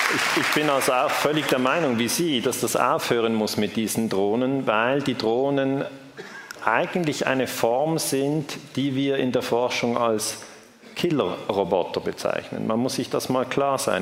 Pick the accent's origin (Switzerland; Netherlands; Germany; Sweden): Switzerland; ich darf das als Schweizer sagen